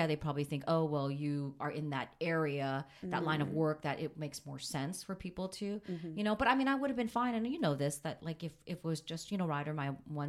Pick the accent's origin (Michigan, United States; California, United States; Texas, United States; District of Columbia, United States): California, United States; I mean, I grew up in Southern California.